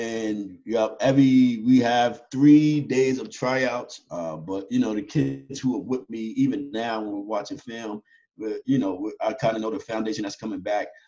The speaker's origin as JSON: {"language": "English", "town": "Yonkers", "region": "New York", "country": "United States", "tie": "born or raised there", "said": "I was born and raised in Yonkers, New York, uh, inner city kids. I grew up in the project"}